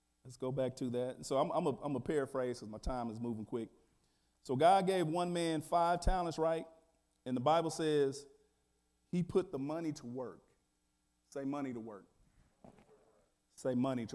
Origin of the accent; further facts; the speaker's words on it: Wichita, Kansas, United States; I thought I came from Wichita, Kansas